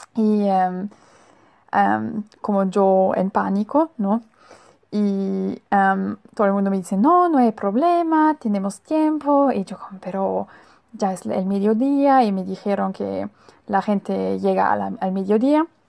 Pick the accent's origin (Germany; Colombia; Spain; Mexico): Germany; Spanish is a second language; Yo vengo de Alemania y en Alemania em, somos muy puntuales